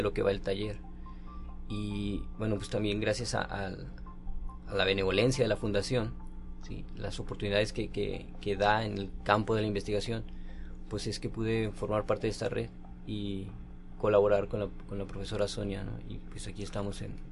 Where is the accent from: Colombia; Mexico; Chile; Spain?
Mexico; Aguascalientes; soy de Aguascalientes, sí, pertenezco a la, soy profesor de la Universidad Autónoma de Aguascalientes